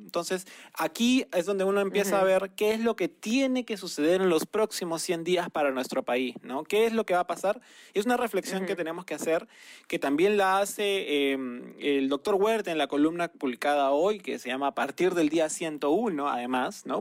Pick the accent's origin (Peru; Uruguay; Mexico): Peru; nos ha caracterizado como peruanos